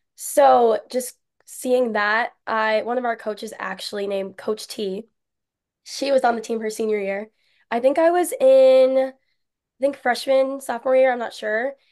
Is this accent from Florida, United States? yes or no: yes; Melbourne, Florida, United States; moved away as an adult; now in Minnesota, United States; I started it at my hometown studio, Dance Mania All Stars in Milburn, Florida